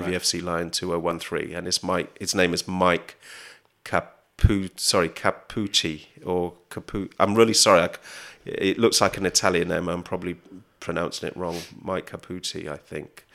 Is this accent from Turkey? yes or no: no; Oxford, South East England, United Kingdom; moved away as an adult; now in Southeast London, United Kingdom; Oxford, my hometown